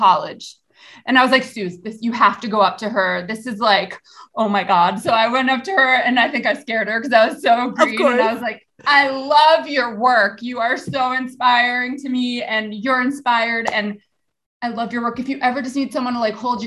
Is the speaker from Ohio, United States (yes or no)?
no; New York City, New York, United States; In Riverdale, New York, which is in the Bronx